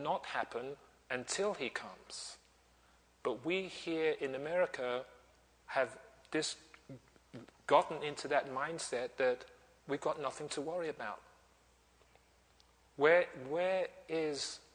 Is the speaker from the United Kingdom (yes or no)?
no; Nigeria; I'm from Nigeria